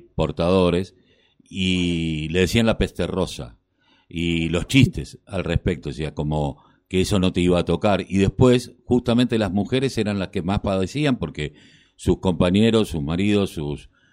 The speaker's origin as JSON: {"language": "Spanish", "town": "Quilmes", "region": "Buenos Aires Province", "country": "Argentina", "tie": "born or raised there", "said": "yo que soy de Quilmes, tenemos muchísima barrera popular y nos hemos criado casi en ella"}